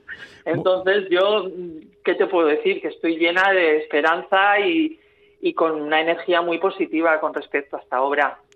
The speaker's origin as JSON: {"language": "Spanish", "town": "San Sebastián", "region": "Basque Country", "country": "Spain", "tie": "born or raised there", "said": "mi infancia en San Sebastián"}